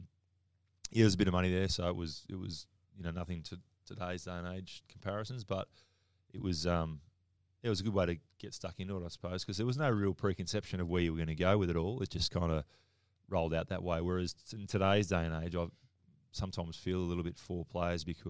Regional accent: Wagga Wagga, New South Wales, Australia; I grew up in Wagga, played Aussie Rules till I was 12, and then we moved up to a school that just happened to play rugby.

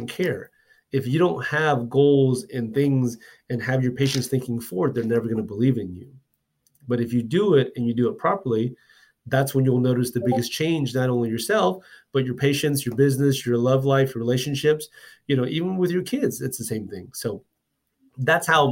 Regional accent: Houston, Texas, United States; now in Dallas, United States; I'm from Houston as well too

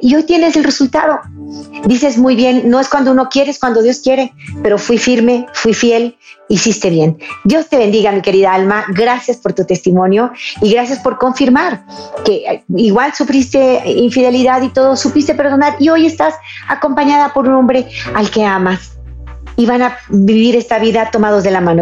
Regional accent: Jalisco, Mexico; En mi estado, Jalisco, en Guadalajara

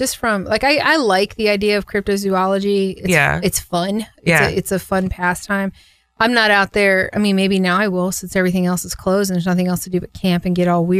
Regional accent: Homosassa, Florida, United States; I grew up in the swamp of Florida. Like, I grew up in Homosassa.

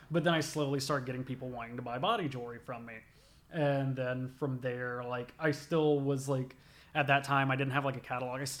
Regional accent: the South, United States; Growing up in the South, listening to a lot of rap

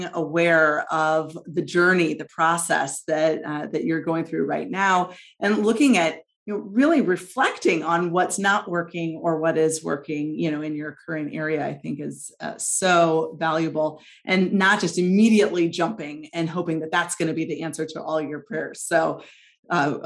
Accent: St. Louis, Missouri, United States; moved away as an adult; I've enjoyed being back in my hometown

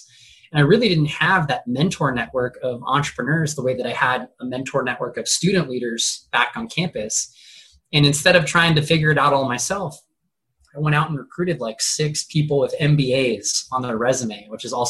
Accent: Huntington Beach, California, United States; now in San Diego, United States; I'm born and raised in Southern California. So I've been here 31 years. I started first half of my life in Huntington Beach.

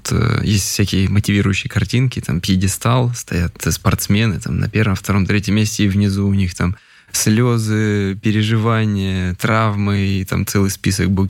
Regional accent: Sverdlovsk, Sverdlovsk Oblast, Russia; moved away; Потом, когда какие-то переломные моменты, допустим, я из Свердловска переехал, когда с мамой, и тут нужен был какой-то мотивационный просто толчок.

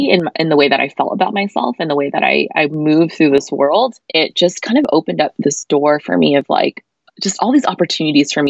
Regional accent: United States; I grew up in America

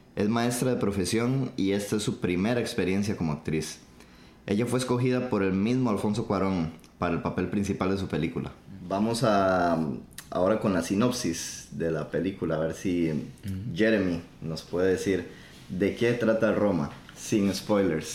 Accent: Costa Rica; first language Spanish; now in New York, United States; de Costa Rica. Estamos grabando desde el Bronx

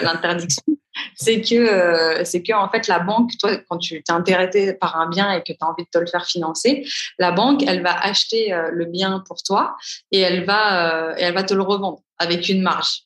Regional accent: Paris, Île-de-France, France; moved away as an adult; now in Dubai, United Arab Emirates; je suis de Paris

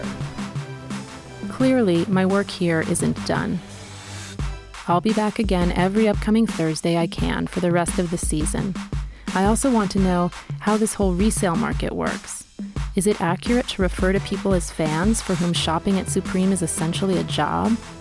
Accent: New York City, New York, United States; I'm from New York City

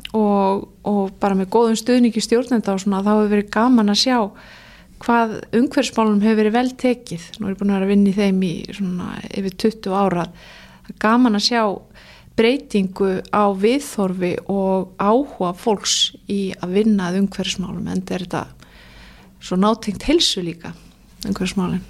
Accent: Reykjavík, Capital Region, Iceland; also born or lived in Denmark / Ísafjörður; ég æsku bjóði í Danmörku og uppalinn í árbænum

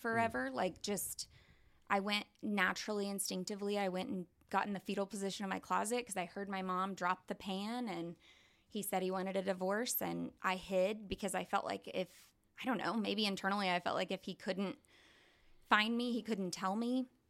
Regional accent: Tulsa, Oklahoma, United States; also born or lived in Norman, Oklahoma / Keys, Oklahoma; we moved here, um, in Tulsa to Union Public Schools.

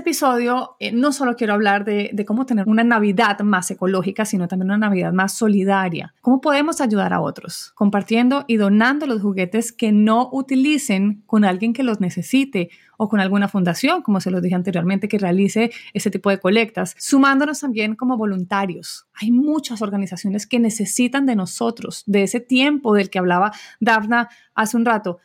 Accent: Colombia; En mi país, en Colombia

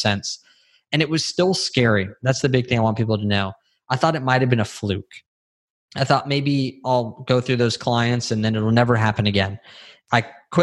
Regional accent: California, United States; moved away as an adult; now in Texas, United States; we grew up with guns in California

